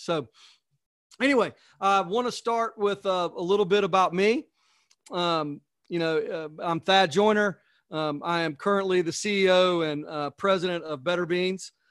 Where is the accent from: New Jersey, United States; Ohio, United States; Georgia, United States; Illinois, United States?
Georgia, United States; I'm from Georgia